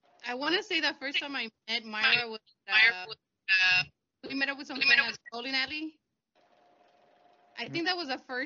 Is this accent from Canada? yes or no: no; Puebla, Mexico; now in Houston, United States; I was born in Puebla. I've been here living in Houston for I don't know how many years, over 20 maybe.